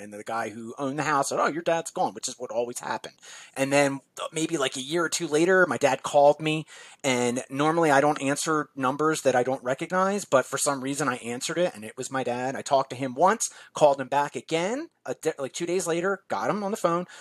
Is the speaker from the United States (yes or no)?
yes; Philadelphia, Pennsylvania, United States; also born or lived in South Jersey, New Jersey; now in New Jersey, United States; I grew up in South Philadelphia and South South Jersey at the same time